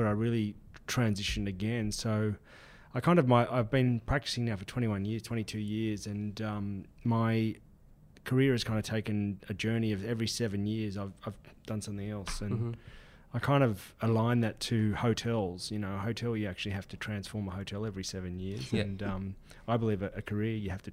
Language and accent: English; Sydney, New South Wales, Australia; I'm from Sydney, and Sydney born and bred